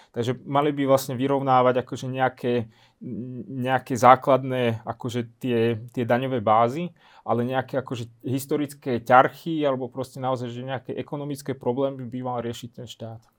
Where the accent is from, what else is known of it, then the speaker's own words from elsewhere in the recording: Lučenec, Banská Bystrica Region, Slovakia; Ja som, ja som z Lučenca, ja som z Novohradu